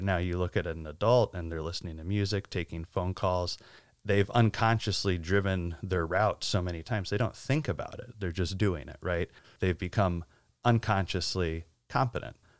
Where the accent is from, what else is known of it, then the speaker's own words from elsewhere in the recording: Northeast, United States; I grew up in the Northeast